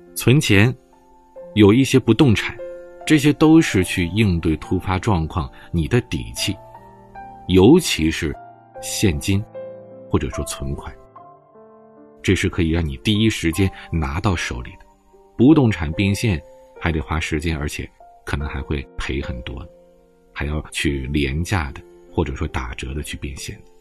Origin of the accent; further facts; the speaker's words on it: China; 毕竟咱们是中国人，毕竟我们生活在一个伟大的祖国里